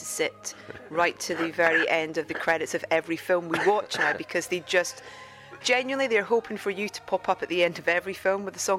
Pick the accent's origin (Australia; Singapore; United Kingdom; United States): United Kingdom; Anstruther, Scotland; I'm from Anstruther, just down the road